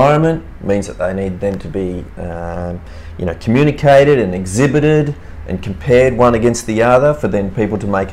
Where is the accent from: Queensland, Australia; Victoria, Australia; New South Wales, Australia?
New South Wales, Australia; Cooma; also born or lived in Milan, Italy; my parents are Italian and they migrated to Australia in the 50s. I was born here in Cooma in the Snowy Mountains